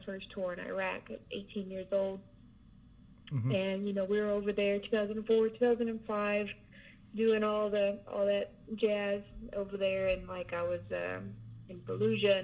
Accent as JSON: {"language": "English", "region": "southeast Oklahoma", "country": "United States", "said": "I'm from Oklahoma, southeast Oklahoma, a little town there"}